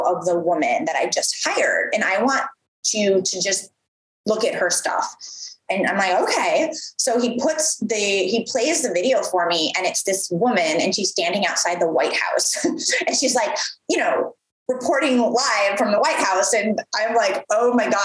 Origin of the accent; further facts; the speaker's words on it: Midwest, United States; moved away; I'm from the Midwest. So I'm from the Midwest originally.